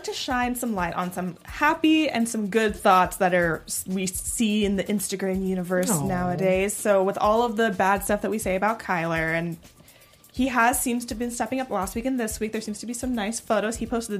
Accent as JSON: {"language": "English", "region": "Northern California", "country": "United States", "tie": "born or raised there", "said": "I grew up in NorCal"}